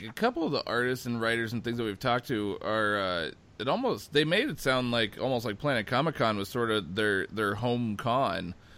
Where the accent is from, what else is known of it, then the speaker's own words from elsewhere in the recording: Omaha, Nebraska, United States; growing up in Nebraska